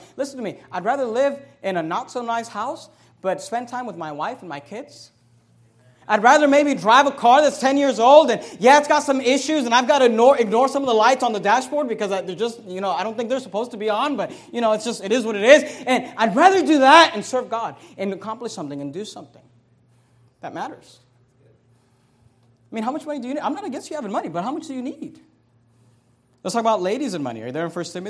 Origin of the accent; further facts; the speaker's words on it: Bay Area, California, United States; when I was a kid, we grew up in the Bay Area